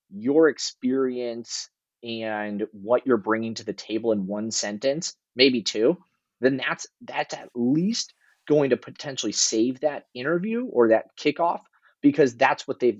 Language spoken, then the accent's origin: English; California, United States; I grew up in Northern California